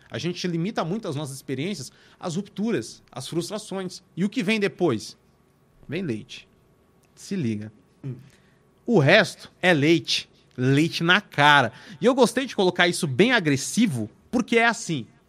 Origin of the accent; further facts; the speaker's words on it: São Paulo, Brazil; Eu nasci em São Paulo, mano, na Vila Industrial, uma quebrada, mano, lá na Zona Leste